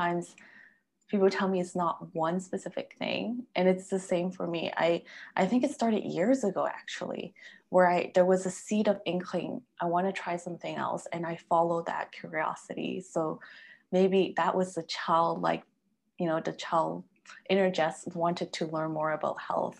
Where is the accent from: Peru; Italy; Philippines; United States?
Peru; moved away; also born or lived in Canada; my family is Chinese and I grew up in Peru